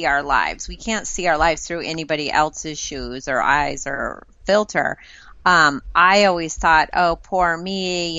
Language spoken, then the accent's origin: English; United States; as an American